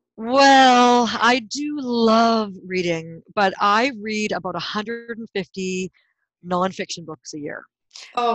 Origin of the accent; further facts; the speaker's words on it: White Rock, British Columbia, Canada; I'm from originally from a little tiny seaside town called White Rock, British Columbia, Canada